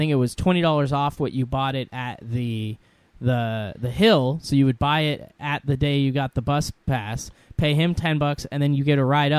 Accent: Washington, United States; I grew up here in Washington

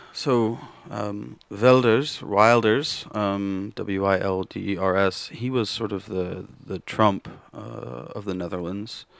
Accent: Kansas, United States; moved away; also born or lived in Missouri; born in Kansas and, and grew up for a large time in Kansas

